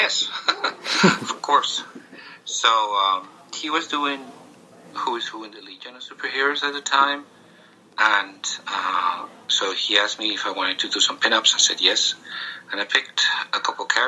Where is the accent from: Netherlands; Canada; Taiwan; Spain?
Spain; When I was growing up in Spain